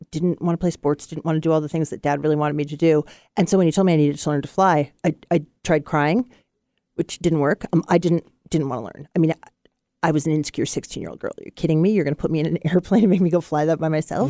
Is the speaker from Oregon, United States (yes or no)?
yes; Portland, Oregon, United States; also born or lived in Womack, Oregon; I was born in Portland, and we lived in Womack